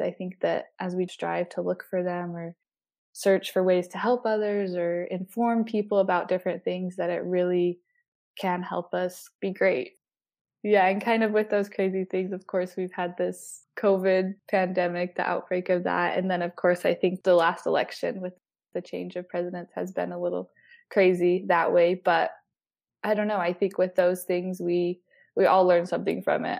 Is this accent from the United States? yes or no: yes; Salt Lake City, Utah, United States; also born or lived in southern Germany / Salzburg, Austria; I grew up in Salt Lake City, Utah, the little break off from downtown. It's called Mill Creek, Utah